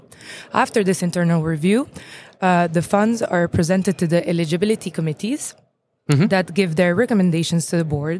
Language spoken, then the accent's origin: English; Luxembourg; I'm from Luxembourg